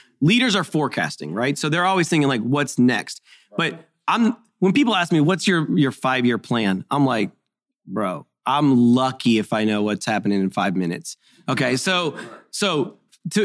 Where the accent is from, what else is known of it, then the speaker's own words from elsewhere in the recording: Haiti; I'm a missionary kid. I grew up in Haiti.